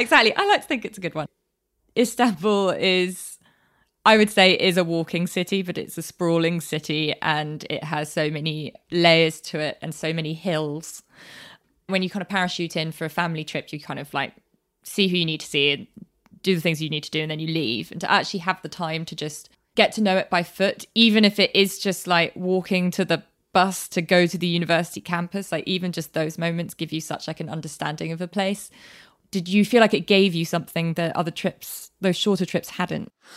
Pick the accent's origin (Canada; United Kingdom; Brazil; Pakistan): United Kingdom; London; growing up in London, my year was relatively diverse at school